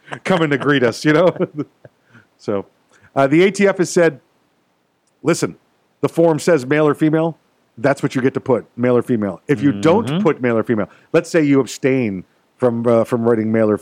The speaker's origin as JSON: {"language": "English", "country": "United States", "tie": "born or raised there", "said": "I was born right here in America"}